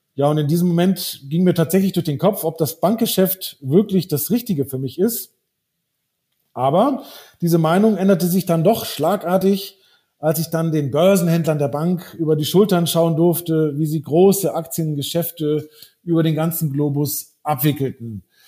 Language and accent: German; Brazil; also born or lived in Northern Germany / Frankfurt; now in Munich, Germany; ich bin in Brasilien aufgewachsen